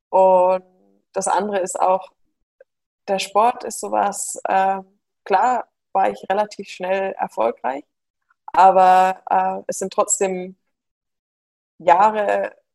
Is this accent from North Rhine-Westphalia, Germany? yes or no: no; Munich, Bavaria, Germany; born there; Genau, also ich bin in München geboren äh, und es sind jetzt wieder alle zurück, die gesamte Familie, nur ich nicht.